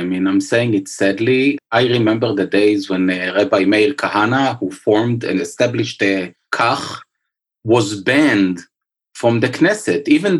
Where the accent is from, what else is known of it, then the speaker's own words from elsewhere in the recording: Jerusalem, Jerusalem District, Israel; I grew up in Jerusalem